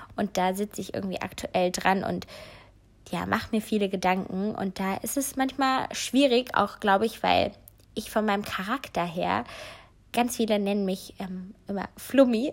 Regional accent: Cologne area, North Rhine-Westphalia, Germany; moved away; Köln ist wirklich meine Heimat

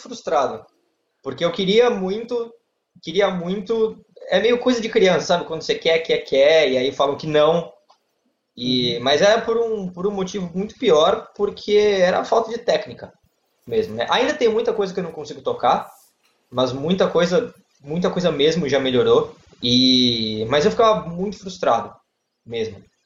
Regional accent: Santos, São Paulo, Brazil; eu sou de Santos, litoral de São Paulo, e eu sou advogado

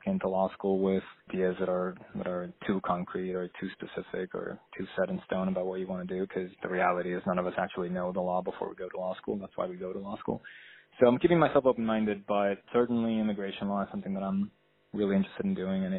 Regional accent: Puerto Rico; moved away as an adult; now in California, United States; I grew up in Puerto Rico, and I moved to California when I was 18.

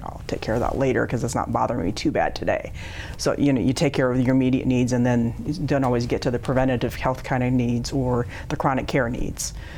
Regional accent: South Dakota, United States; also born or lived in Eagle Butte, South Dakota; now in Sioux Falls, United States; I was born in South Dakota and moved all over the state when I was growing up.

